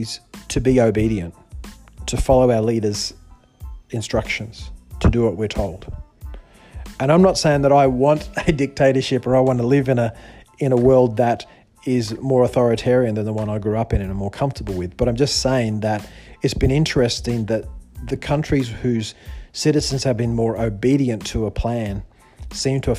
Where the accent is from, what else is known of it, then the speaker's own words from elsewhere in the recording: Australia; moved away; also born or lived in China; I'm a Westerner. I grew up in Australia